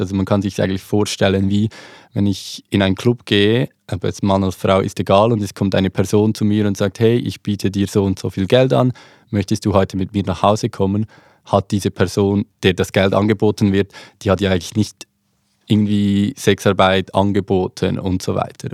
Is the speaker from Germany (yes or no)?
no; Switzerland; accent: Swiss German; zeige ich meine Schweizer ID oder meinen Schweizer Pass, ich spreche Schweizerdeutsch